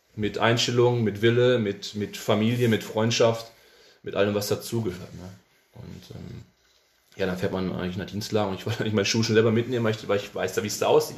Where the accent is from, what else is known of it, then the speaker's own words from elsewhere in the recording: Cologne, North Rhine-Westphalia, Germany; also born or lived in Hamburg; als Kölner